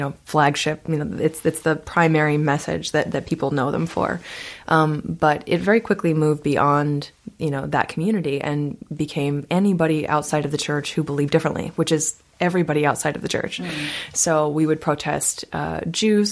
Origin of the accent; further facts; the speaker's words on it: Topeka, Kansas, United States; my hometown, Topeka, Kansas